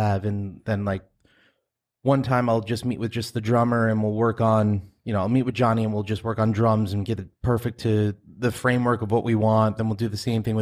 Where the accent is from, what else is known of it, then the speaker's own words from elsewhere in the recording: Farmingdale, New York, United States; also born or lived in Massapequa / Huntington / Patchogue; I grew up in Farmingdale, lived over in Massapequa, then Huntington, then Patchogue. And now I'm back here in Farmingdale.